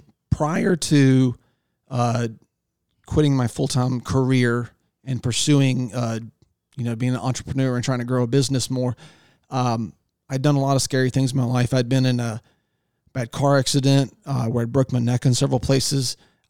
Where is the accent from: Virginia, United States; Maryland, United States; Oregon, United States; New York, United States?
Virginia, United States; Virginia Beach; born there; because I was born in Virginia Beach and I had two uncles that lived on the lower Chesapeake Bay.